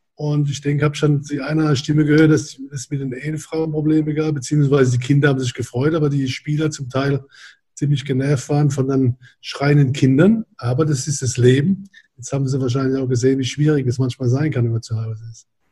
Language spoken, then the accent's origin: German; Germany; now in Hamburg, Germany; ich komme ja aus der Weingegend